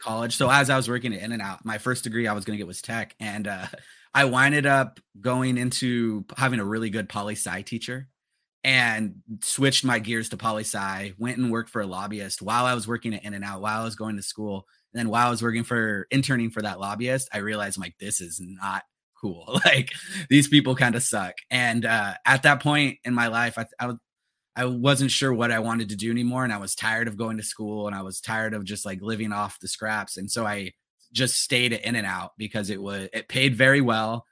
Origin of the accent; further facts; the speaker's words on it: Los Angeles, California, United States; growing up in the San Fernando Valley